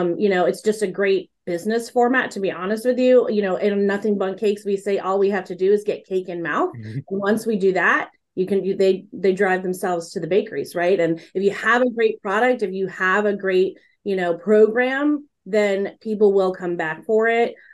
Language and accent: English; Texas, United States; a Texas girl who was born and raised in Texas